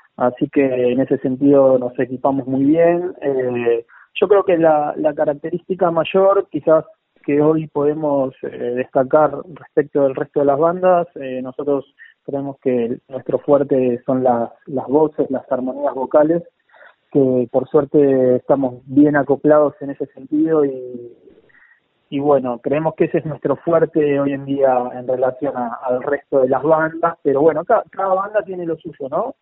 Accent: Buenos Aires, Argentina; yo soy de, Paternal, eh, una, ciudad, digamos, una, un barrio

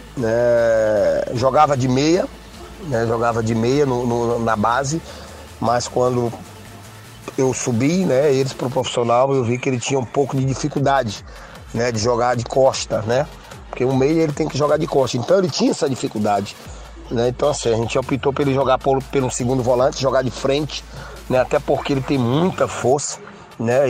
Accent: Maranhão, Brazil; eu sou maranhense

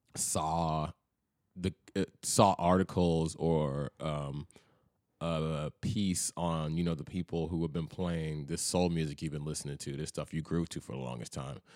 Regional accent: Memphis, Tennessee, United States; moved away as an adult; also born or lived in Chattanooga; now in Nashville, United States; growing up in Memphis

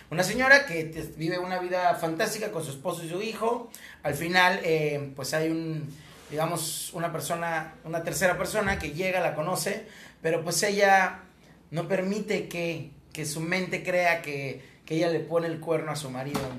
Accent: Mexico; como mexicano

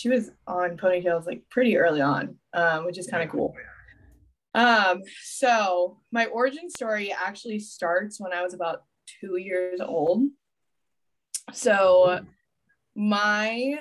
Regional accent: Orlando, Florida, United States; I'm born and raised in Orlando.

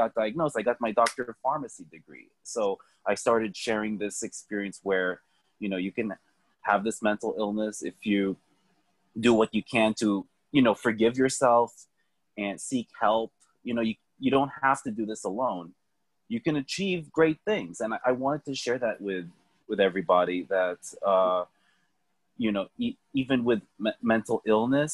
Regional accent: Philippines; I'm Filipino, so we're Asian

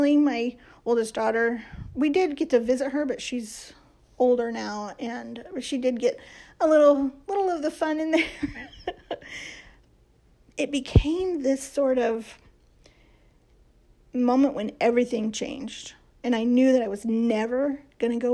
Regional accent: Midwest, United States; I'm from the Midwest

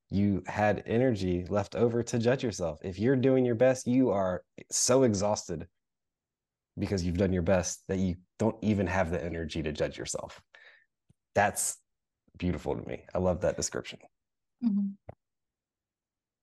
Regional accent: United States; as an American kid

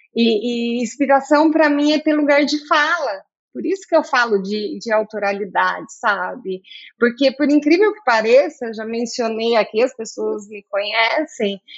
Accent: Campinas, São Paulo, Brazil; also born or lived in south of Minas Gerais; Eu sou do sul de Minas, mas eu sou campineira desde sempre

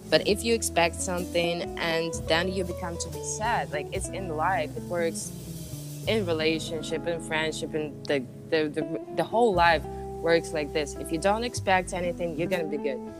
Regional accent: Bali, Indonesia; now in Colorado, United States; I, I came from Bali. Come on, we have

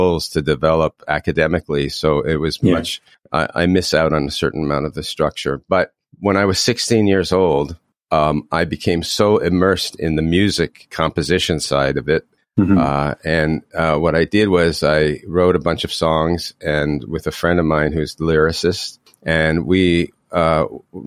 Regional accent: Toronto, Ontario, Canada; I grew up in Toronto

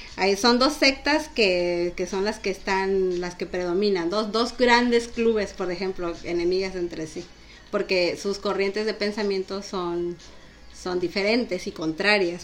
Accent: Mexico; como los mexicanos hablamos

